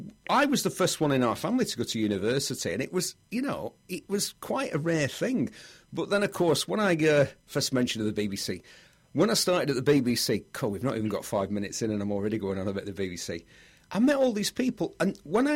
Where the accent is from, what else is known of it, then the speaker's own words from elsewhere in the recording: Bury, North West England, United Kingdom; where are you from, …? And I go, Bury. Because I thought, where I live, places have got really short names.